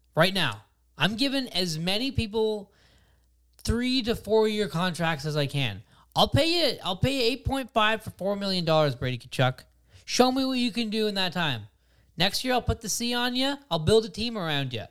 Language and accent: English; Ottawa, Ontario, Canada; I'm not from Montreal. I'm from Ottawa.